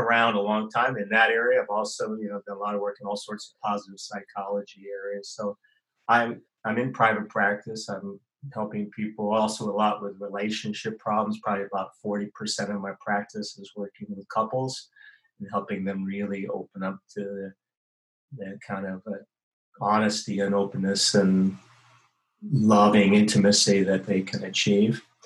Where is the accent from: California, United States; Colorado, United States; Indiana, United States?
California, United States; San Francisco; also born or lived in Santa Cruz; now in Sydney, Australia; I was born in uh, San Francisco Bay Area, and in 1954